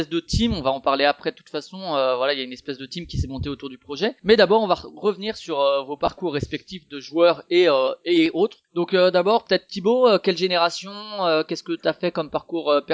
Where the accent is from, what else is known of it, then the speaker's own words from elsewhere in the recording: Paris, Île-de-France, France; Moi, je suis parisien.